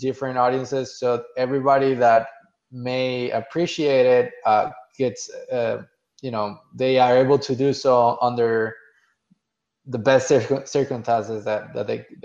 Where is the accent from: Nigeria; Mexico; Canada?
Mexico; now in United States; I was born and raised in Mexico